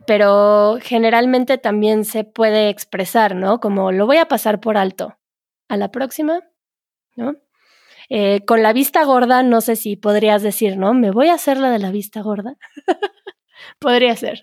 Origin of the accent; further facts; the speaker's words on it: Mexico; solo sabemos cuando somos mexicanos